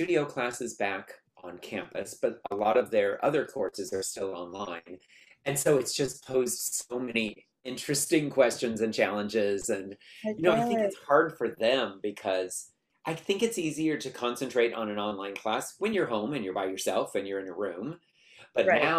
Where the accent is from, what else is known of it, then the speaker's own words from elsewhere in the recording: Sacramento, California, United States; moved away as an adult; also born or lived in Utah / Los Angeles; now in Long Beach, United States; I grew up in Sacramento